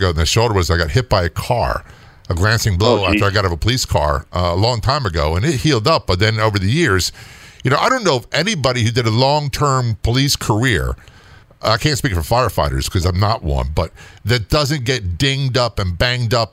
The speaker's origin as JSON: {"language": "English", "region": "New Jersey", "country": "United States", "tie": "born or raised there", "moved": "yes", "said": "I was born in New Jersey. I have a lot of family up there"}